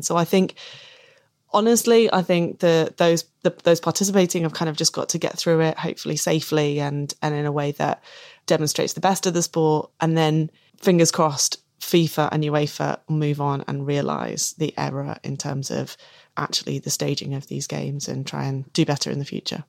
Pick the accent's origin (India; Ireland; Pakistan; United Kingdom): United Kingdom; England; I'm English